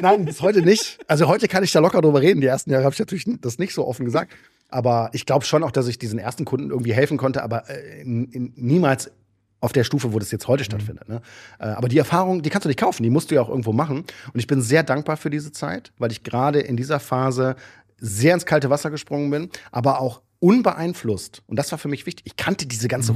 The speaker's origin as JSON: {"language": "German", "town": "Düsseldorf", "region": "North Rhine-Westphalia", "country": "Germany", "said": "ich komme ja aus Düsseldorf, also da die Ecke Düsseldorf"}